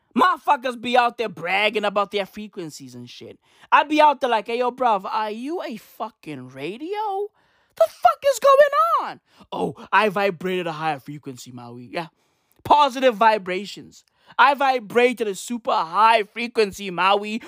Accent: South Africa; I was born in South Africa.

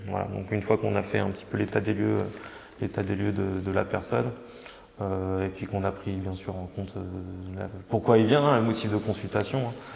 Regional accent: Changé, France; je me suis installé sur ma ville natale à, Changer, Changé

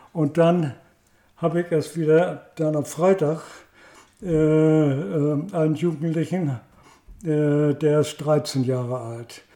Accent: Heide, Schleswig-Holstein, Germany; in Heide. Ich, ich, das ist mein Geburtsort und meine Heimatstadt

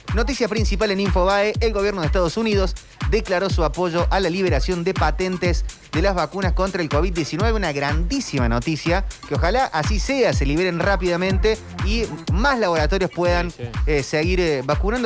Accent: Mendoza, Argentina; now in Córdoba, Argentina; soy como yo mendocino turco

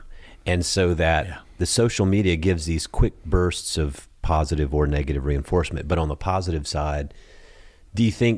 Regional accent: Georgia, United States; I'm from Georgia.

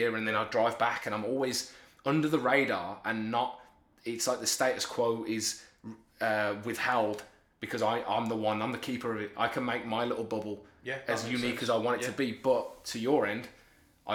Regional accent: Birmingham, West Midlands, United Kingdom; moved away as an adult; now in Lincoln, United Kingdom; I was born and raised in Birmingham, very working class

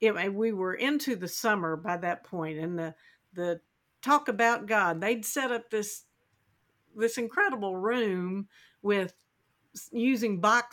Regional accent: the South, United States; I'm from the South

